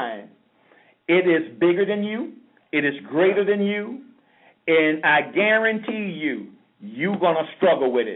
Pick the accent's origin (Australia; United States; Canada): United States; St. Petersburg, Florida; moved away as an adult; now in South Florida, United States; I'm from St. Petersburg